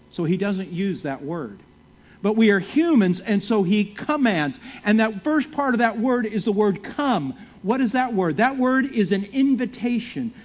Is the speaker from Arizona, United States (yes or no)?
no; San Francisco Bay Area, California, United States; moved away; I'm from California, from San Francisco Bay Area